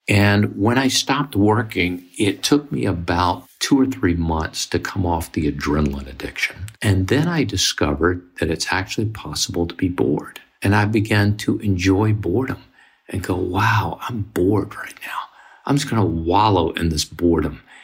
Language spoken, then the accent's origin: English; Mississippi, United States; I grew up in Mississippi in the 50s and 60s, which was segregated